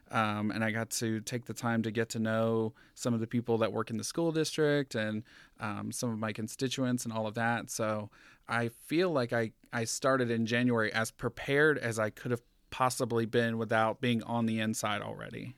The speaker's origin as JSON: {"language": "English", "region": "Georgia", "country": "United States", "tie": "born or raised there", "moved": "yes", "lives_now": "Reno, United States", "said": "coming from, um, a small town in Georgia"}